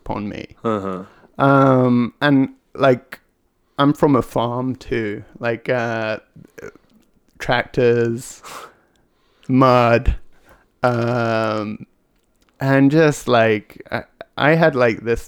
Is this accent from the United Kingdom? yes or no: yes; Hereford, West Midlands, United Kingdom; I'm from England. I'm from a small town right by Wales called Hereford